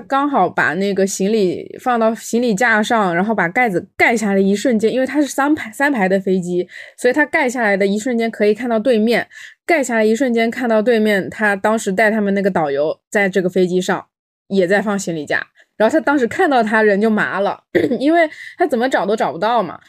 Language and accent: Chinese; Fujian, China; 我们福建这边不是很多人他会信基督嘛嗯。，有信基督的，有信妈祖的，也有信这种五行